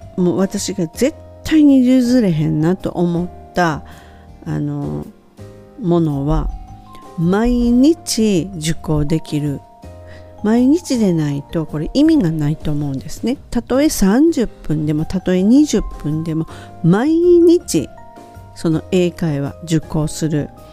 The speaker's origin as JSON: {"language": "Japanese", "country": "Japan", "tie": "born or raised there", "also_born_or_lived": "United States", "first_language": "Japanese", "moved": "as an adult", "said": "生まれ育った日本"}